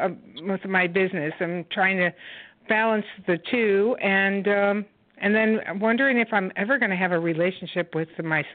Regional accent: Connecticut, United States; now in Tucson, United States; I'm calling from Tucson, Arizona, originally from Connecticut.

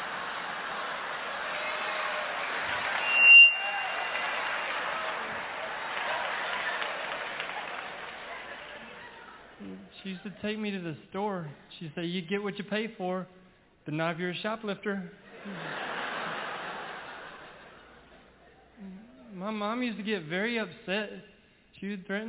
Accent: Ragland, Alabama, United States; Growing up in Ragland, our house had poison ivy growing all over it

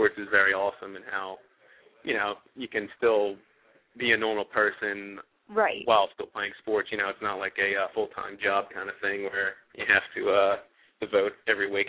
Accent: Media, Pennsylvania, United States; I'm actually from Media, Pennsylvania, which is a little bit, you know, farther away from Lansdale

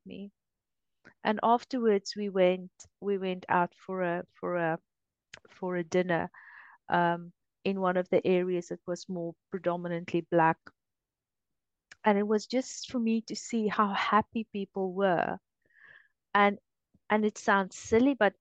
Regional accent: South Africa; moved away; I grew up in South Africa

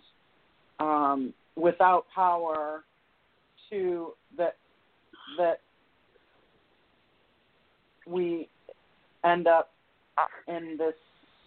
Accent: outside Detroit, Michigan, United States; I grew up outside Detroit

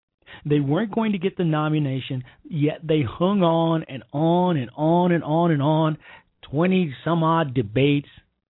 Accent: Chicago, Illinois, United States; accent: country twang; I have a country twang, and I'm from Chicago, and my brothers and sisters don't.

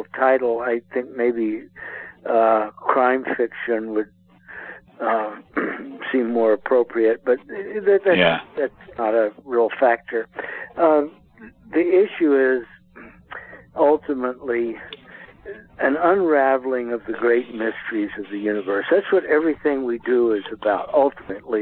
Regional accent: New Iberia, Louisiana, United States; my hometown, New Iberia, Louisiana

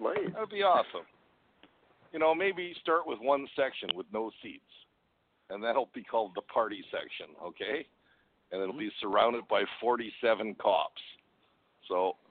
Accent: Winnipeg, Manitoba, Canada; I'm from Winnipeg too.

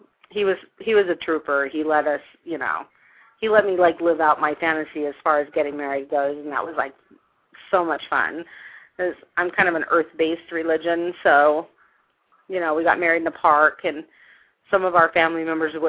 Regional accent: Long Beach, California, United States; moved away as an adult; also born or lived in Hawaii / New Orleans, Louisiana / St. Louis, Missouri; now in Utah, United States; I was born and raised in Long Beach, California.

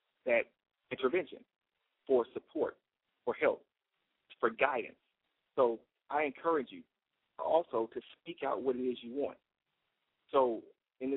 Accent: United States; as an American

